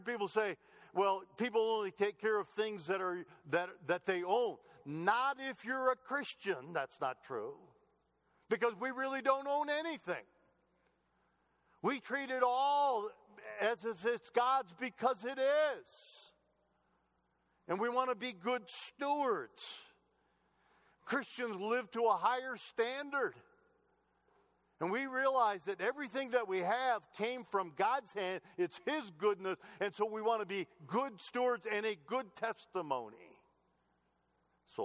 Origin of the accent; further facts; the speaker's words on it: Michigan, United States; moved away; I grew up in Michigan, okay? Motor City, Detroit.